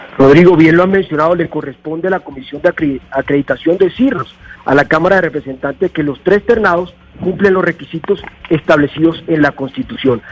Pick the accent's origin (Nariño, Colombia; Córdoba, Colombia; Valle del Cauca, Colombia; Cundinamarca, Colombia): Córdoba, Colombia; Montelíbano; Vengo de una región afectada por el conflicto armado, donde hay 350 mil víctimas, el sur del departamento de Córdoba. Yo soy de Montelíbano.